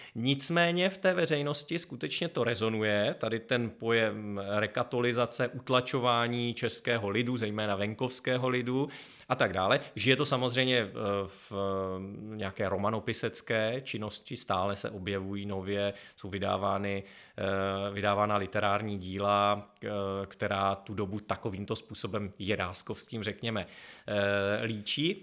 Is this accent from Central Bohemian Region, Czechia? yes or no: no; Chrudim, Pardubice Region, Czechia; místo mého rodiště Chrudim